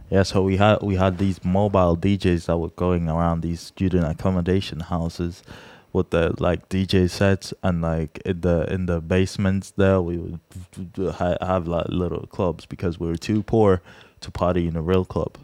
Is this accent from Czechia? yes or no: yes; Czechia; we're from the Czech Republic